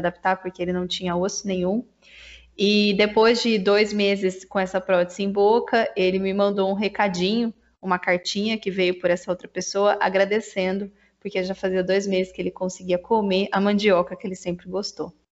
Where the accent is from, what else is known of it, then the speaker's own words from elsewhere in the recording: Santa Bárbara d'Oeste, São Paulo, Brazil; eu sou de Santa Bárbara do Oeste